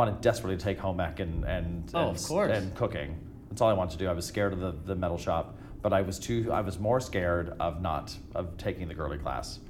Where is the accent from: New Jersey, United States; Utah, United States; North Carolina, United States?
Utah, United States; Orem; moved away; I grew up in Utah